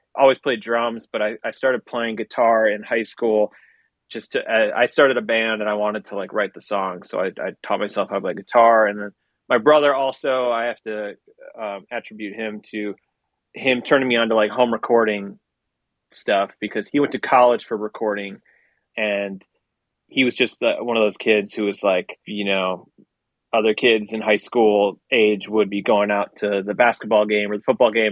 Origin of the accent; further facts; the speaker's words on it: Milwaukee, Wisconsin, United States; moved away as an adult; also born or lived in New York City; now in Los Angeles, United States; I grew up in Wisconsin